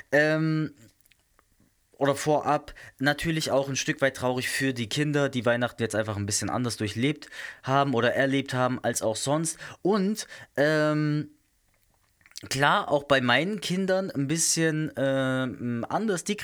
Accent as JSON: {"language": "German", "region": "South Germany", "country": "Germany", "said": "Zumindest nicht da, wo ich herkomme, aus äh, Süddeutschland. Und ich komme nicht aus dem Schwarzwald direkt."}